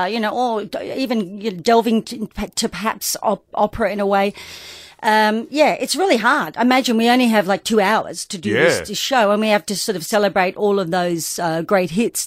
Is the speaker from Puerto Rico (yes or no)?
no; Australia; also born or lived in England / Adelaide, South Australia / Sydney, New South Wales; they brought the whole family to Australia in 1966, and we landed in Adelaide, and I started school at Elizabeth Park. So I was there for about 5 years, and then we moved on to Sydney